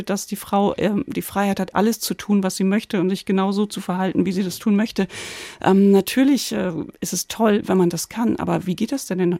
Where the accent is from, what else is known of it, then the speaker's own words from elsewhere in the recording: Lower Saxony, Germany; Den habe ich in meiner Jugend oft in den Dorfdiskos in Ostfriesland gehört